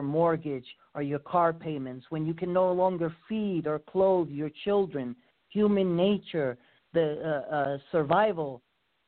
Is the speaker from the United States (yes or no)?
yes; New York's 16th congressional district, United States; moved away; That is my former congressional district. I was born and raised in District 16